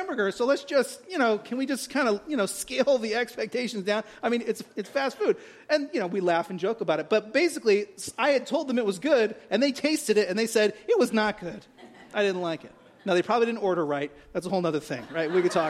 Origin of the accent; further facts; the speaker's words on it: California, United States; moved away; I'm from California